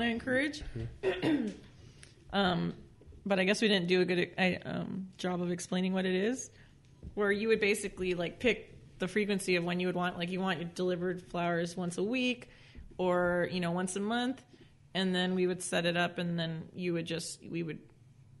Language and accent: English; Norwalk, California, United States; also born or lived in Orange County, California; now in Whittier, United States; I grew up in Norwalk.